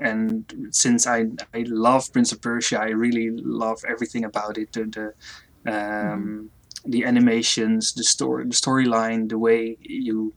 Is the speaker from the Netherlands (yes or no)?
yes; Netherlands; I'm from the Netherlands